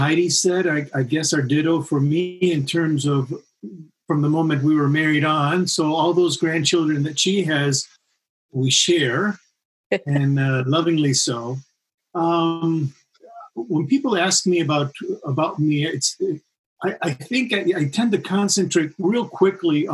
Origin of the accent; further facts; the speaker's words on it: Chile; moved away; being born and raised in Chile.